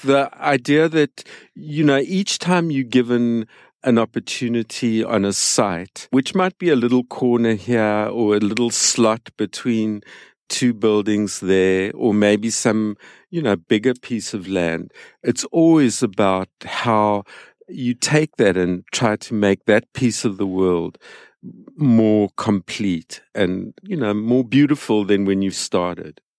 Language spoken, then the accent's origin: English; San Francisco, California, United States; my hometown, which is San Francisco